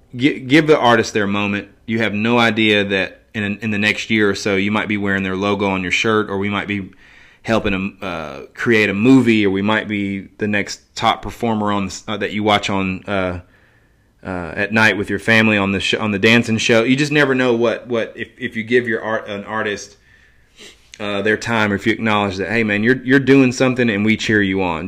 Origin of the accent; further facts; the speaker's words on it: Johnson City, Tennessee, United States; my hometown, Johnson City